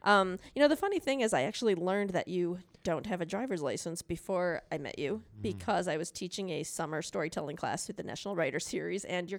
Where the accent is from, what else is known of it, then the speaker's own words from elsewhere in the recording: Chicago, Illinois, United States; But yeah, so I'm from Chicago and it's a little treacherous to drive.